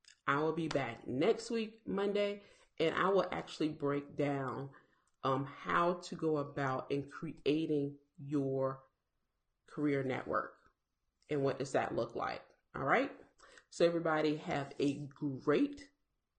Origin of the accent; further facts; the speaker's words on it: South Carolina, United States; I'm from South Carolina